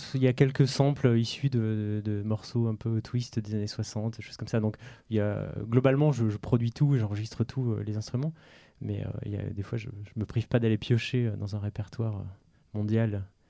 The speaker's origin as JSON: {"language": "French", "country": "France", "tie": "born or raised there", "said": "je suis français né en France"}